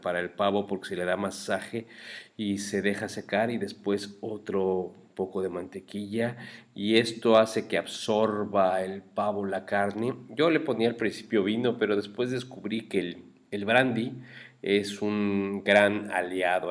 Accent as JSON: {"language": "Spanish", "country": "Mexico", "said": "como mexicanos"}